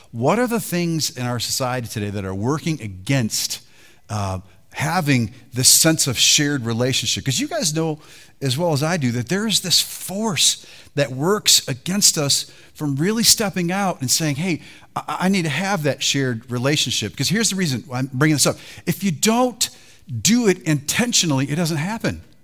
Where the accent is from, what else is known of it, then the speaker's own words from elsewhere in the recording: Detroit, Michigan, United States; I was raised in Detroit.